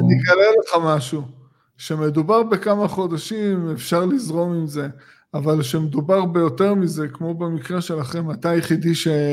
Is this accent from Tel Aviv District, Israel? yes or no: yes; Tel Aviv area, Tel Aviv District, Israel; אני גדלתי פה